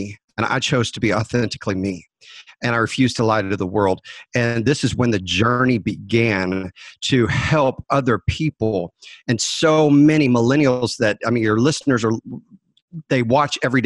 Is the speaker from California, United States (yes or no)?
no; Dallas, Texas, United States; I was raised in Dallas